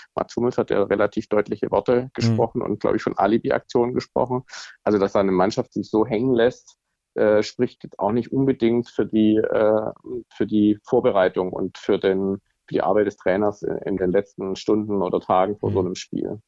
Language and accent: German; Swabia, Germany; now in Hamburg, Germany; als Schwabe